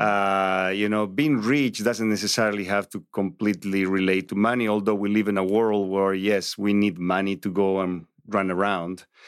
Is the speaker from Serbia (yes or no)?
no; Bolivia; English is a second language; moved away as an adult; also born or lived in Santa Barbara, United States; now in Los Angeles, United States; I grew up a Catholic in, in Latin America. You know, I was born in Bolivia